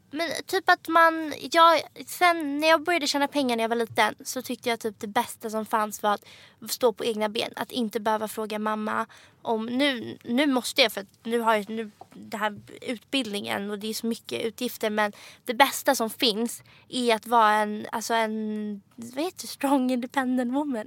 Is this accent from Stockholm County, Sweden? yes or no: yes; Stockholm, Stockholm County, Sweden; moved away as an adult; also born or lived in London; now in Paris, France; jag växte upp alltså här på Östermalm, Stockholm